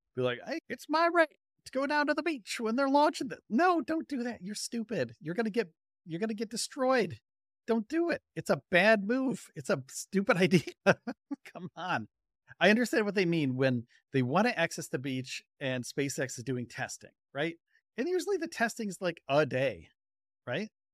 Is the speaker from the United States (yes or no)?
yes; Northeast, United States; moved away; growing up in the Northeast